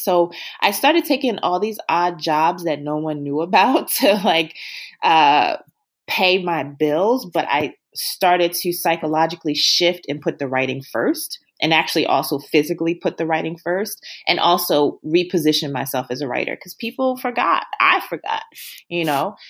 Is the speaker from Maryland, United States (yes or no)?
yes; Baltimore, Maryland, United States; moved away; we're both from Baltimore.